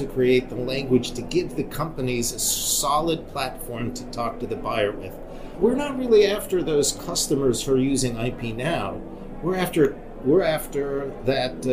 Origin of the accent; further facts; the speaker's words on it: Wyoming, United States; I grew up in Wyoming.